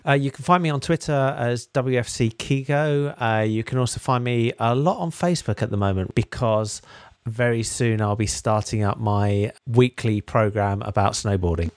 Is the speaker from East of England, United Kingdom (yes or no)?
no; Harrow, London, United Kingdom; I grew up in Harrow